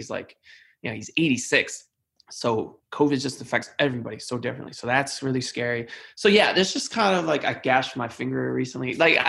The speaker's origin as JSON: {"language": "English", "region": "New York", "country": "United States", "said": "as a New Yorker, a proud New Yorker, I have not loved all the narratives about New York"}